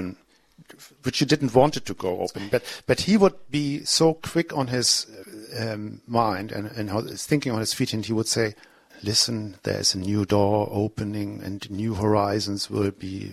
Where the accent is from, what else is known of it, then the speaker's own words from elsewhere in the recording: Germany; accent: German; my German accent